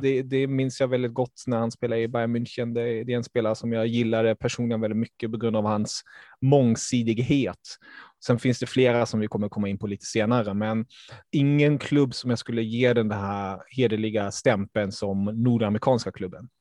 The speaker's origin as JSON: {"language": "Swedish", "town": "Stockholm", "region": "Stockholm County", "country": "Sweden", "tie": "born or raised there", "also_born_or_lived": "Germany"}